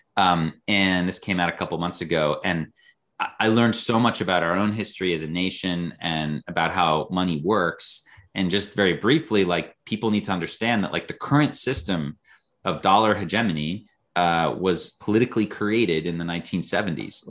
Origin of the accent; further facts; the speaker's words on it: United States; as an American